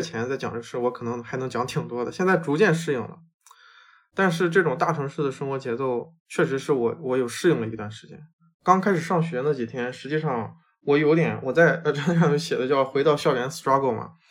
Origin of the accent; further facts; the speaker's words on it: China; also born or lived in United States; now in Seattle, United States; 虽然这个对于可能说我们中国人来说根本就没有那么大的 People density，但是对于我以前的在美国生活 mindset 来说，这里的人真的很多。